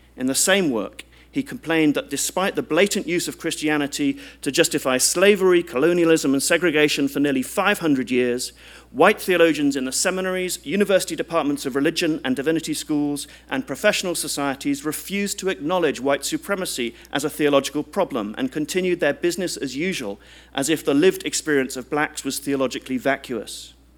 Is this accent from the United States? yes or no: no; United Kingdom; as a British citizen